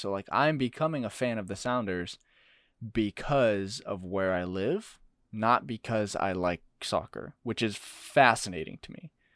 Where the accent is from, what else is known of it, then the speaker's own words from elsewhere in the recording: Arizona, United States; growing up in Arizona, we were Suns fans